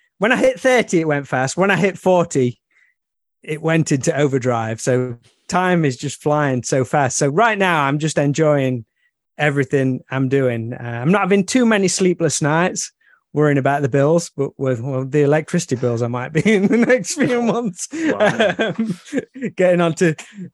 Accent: near Alfreton, Derbyshire, East Midlands, United Kingdom; near my hometown

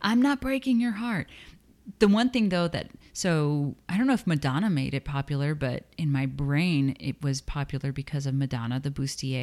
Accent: Texas, United States; I'm from Texas

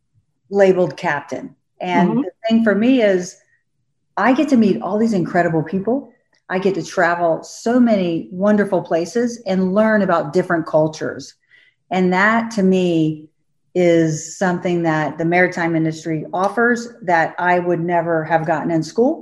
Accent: Florida, United States; I grew up in Florida

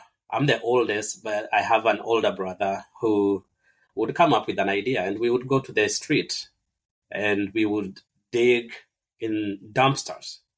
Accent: Kenya; moved away; I was born and raised in Kenya

